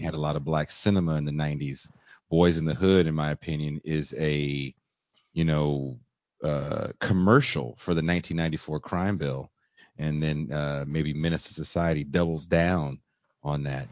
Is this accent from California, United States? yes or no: yes; Richmond, California, United States; also born or lived in Oakland, California; I was born in Oakland, grew up in Richmond, California